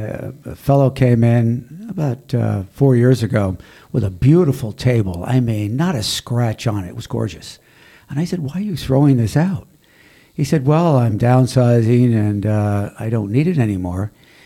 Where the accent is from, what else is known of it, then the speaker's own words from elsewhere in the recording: Darien, Connecticut, United States; we were growing up in Darien